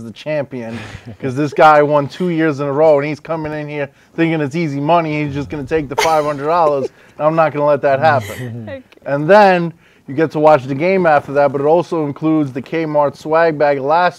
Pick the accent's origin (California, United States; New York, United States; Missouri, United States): New York, United States; New York City; I'm from Brooklyn too